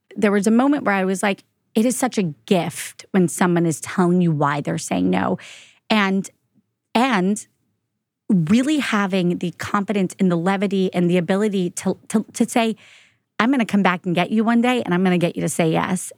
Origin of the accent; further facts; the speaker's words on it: Florida, United States; moved away as an adult; I'm from Florida